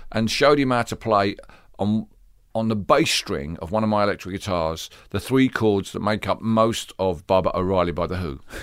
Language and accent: English; London, United Kingdom; I grew up in, uh, East London